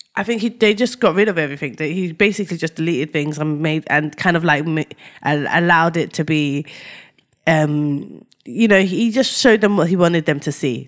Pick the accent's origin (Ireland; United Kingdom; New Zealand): United Kingdom; we're black British, but we're from Ni-, but we've got, we're Nigerian descent